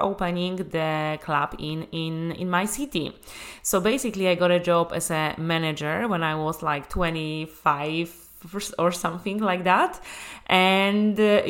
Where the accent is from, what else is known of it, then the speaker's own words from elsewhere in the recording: Łódź, Łódź Voivodeship, Poland; moved away as an adult; also born or lived in Dublin, Ireland; my whole life I was living in Lodz, Poland. I was born there. I was going to school there.